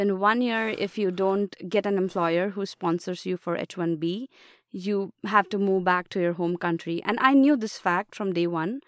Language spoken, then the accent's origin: English; Mumbai, Maharashtra, India; moved away as an adult; now in United States; I come from India, and particularly Mumbai city.